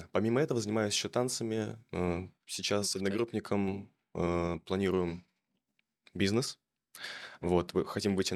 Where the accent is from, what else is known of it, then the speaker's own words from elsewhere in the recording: Chelyabinsk, Chelyabinsk Oblast, Russia; Я из Челябинска. Я из Челябинска